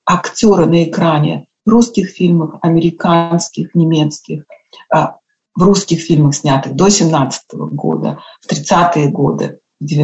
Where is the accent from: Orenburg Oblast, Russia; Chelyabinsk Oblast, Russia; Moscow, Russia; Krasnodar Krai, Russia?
Moscow, Russia; moved away as an adult; also born or lived in Germany / United States; я уехала из России, из Москвы, что не совсем Россия, э, когда мне было 21 год, и переехала в Германию.